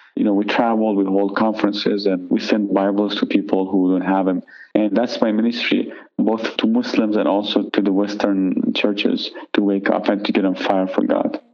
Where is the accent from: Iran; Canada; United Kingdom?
Iran; now in United States; I'm from Iran originally.